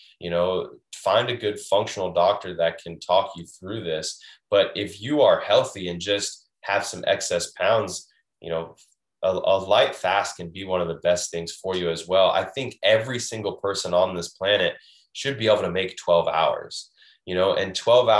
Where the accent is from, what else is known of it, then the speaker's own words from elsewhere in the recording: Washington, United States; now in Florida, United States; I'm originally from Washington State, where you can just pour right out of the sink